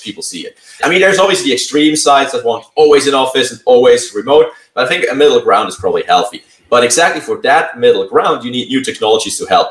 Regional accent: Switzerland; now in Santa Clara, United States; originally from Switzerland. Now I'm calling in from the San Francisco Bay Area. Live mm-hmm. now in Santa Clara, or have been for a few years

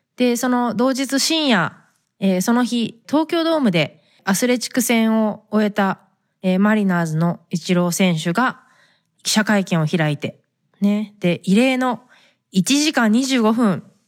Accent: Fukuoka, Japan; now in United States; 私は福岡出身で

